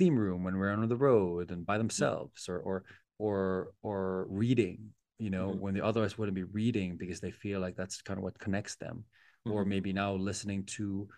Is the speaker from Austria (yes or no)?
no; Philippines; as a Filipino